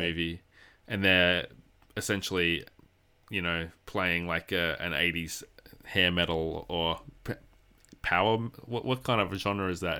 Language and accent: English; Australia; I'm an Australian